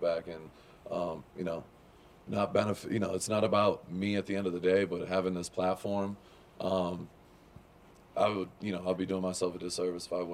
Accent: Lapeer, Michigan, United States; moved away; I lived in Lapeer. I grew up in Lapeer

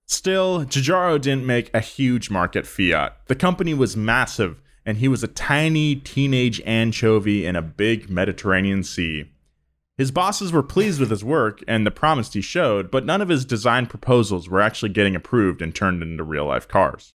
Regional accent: California, United States; accent: Californian

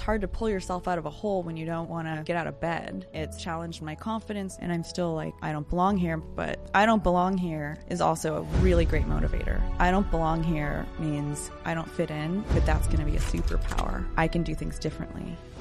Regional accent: Sacramento, California, United States; also born or lived in San Diego, California; I lived in San Diego till I was seven, and it's a beautiful place, and I so wish we would have stayed there, but we moved to beautiful Sacramento, California.

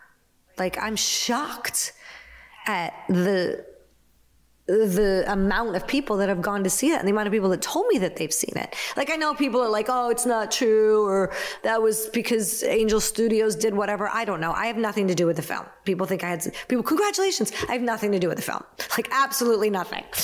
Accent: Naperville, Illinois, United States; Naperville, which is my hometown

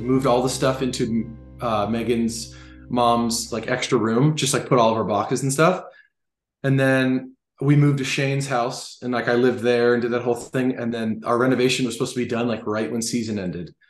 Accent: Los Angeles, California, United States; playing for my hometown team

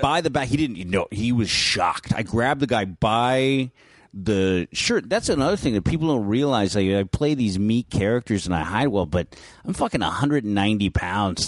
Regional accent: San Francisco, California, United States; I grew up in San Francisco in North Beach

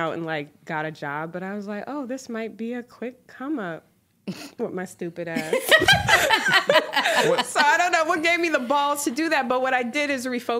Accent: Boston, Massachusetts, United States; moved away; also born or lived in Atlanta; I'm from Boston originally

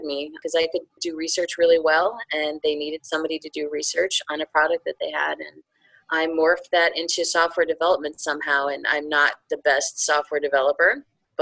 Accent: outside of Chicago, Illinois, United States; moved away as an adult; also born or lived in upstate New York; now in North Carolina, United States; spent my formative years outside of Chicago

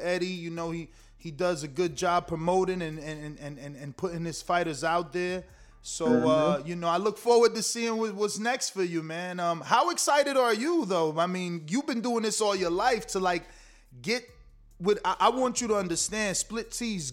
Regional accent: Newark, New Jersey, United States; moved away as an adult; now in Florida, United States; I'm from Newark originally

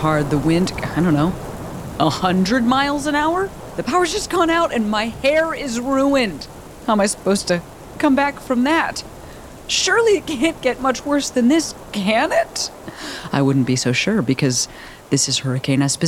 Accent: Chicago, Illinois, United States; now in California, United States; I'm from Chicago, the Midwest. I'm from Illinois, where we have tornadoes

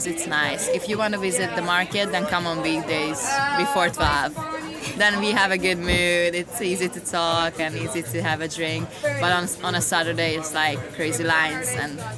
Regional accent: Southern Hungary, Hungary; English is a second language; moved away as an adult; now in Edinburgh, United Kingdom; I'm from Hungary, from the south part of Hungary.

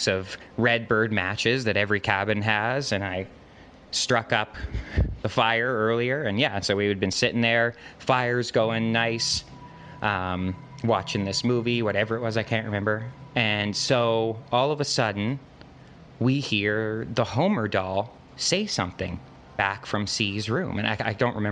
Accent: Alberta, Canada; I'm from Canada. Specifically, I'm from the province of Alberta

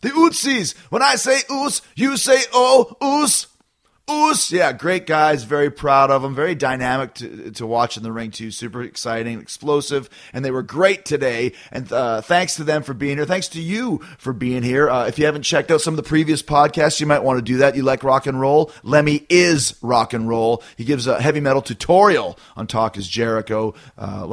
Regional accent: Winnipeg, Manitoba, Canada; I'm from Winnipeg, so down the road. But yeah, I have a couple cousins here. My cousin's coming, a couple people. But yeah, the hometown show is Winnipeg

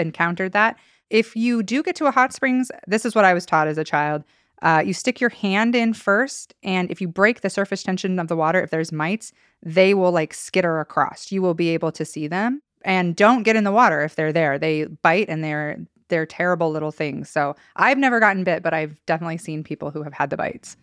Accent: Idaho, United States; growing up in Idaho

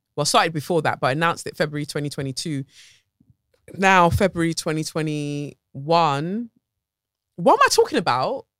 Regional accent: Lagos, Nigeria; moved away; Lagos, Nigeria. My hometown

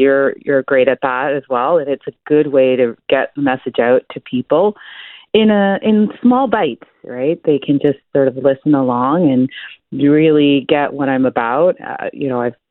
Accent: Toronto, Ontario, Canada; I grew up in Scarborough too

